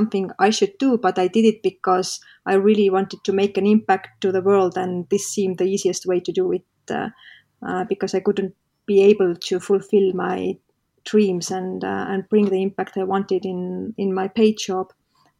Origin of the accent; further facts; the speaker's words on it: Estonia; in this kind of region where I live, I come from Estonia